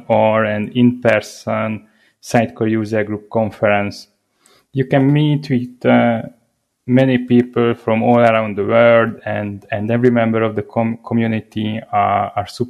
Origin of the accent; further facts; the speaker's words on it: Hungary; I come from Hungary